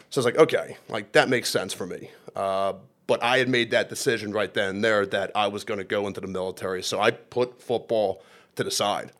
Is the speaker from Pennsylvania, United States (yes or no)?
yes; Churchville, Pennsylvania, United States; I'm from Lower Bucks County, Churchville, Pennsylvania